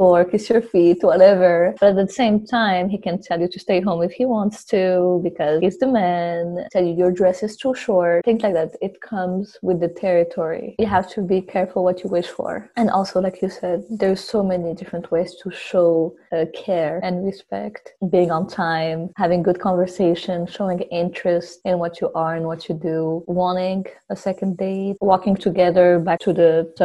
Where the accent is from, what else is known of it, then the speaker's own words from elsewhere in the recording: Morocco; also born or lived in France; now in Canada; I'm from Morocco